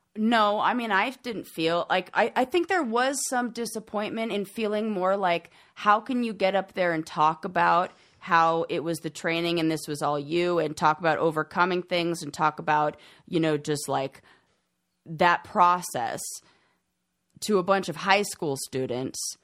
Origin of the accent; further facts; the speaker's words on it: Southern California, United States; moved away; I'm from Southern California